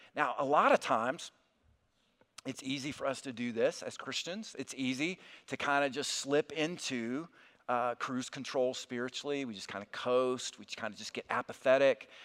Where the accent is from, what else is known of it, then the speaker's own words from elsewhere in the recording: South Alabama, United States; moved away as an adult; also born or lived in Kentucky; I'm originally from South Alabama